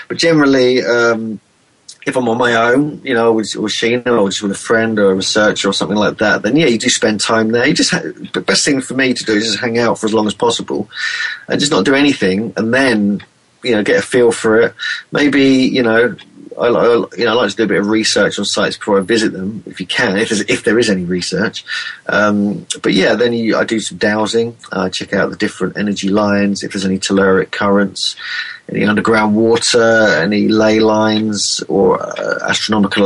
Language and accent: English; England, United Kingdom; I'm an Englishman